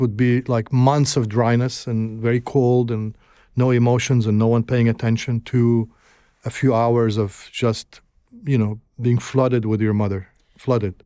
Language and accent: English; Alexandria, Alexandria Governorate, Egypt; moved away; also born or lived in Gaza; I grew up in Alexandria